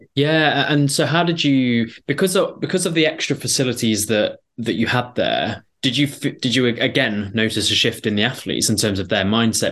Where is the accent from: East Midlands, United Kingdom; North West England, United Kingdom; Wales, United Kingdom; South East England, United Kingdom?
East Midlands, United Kingdom; Belper; I'm from Belper, Derbyshire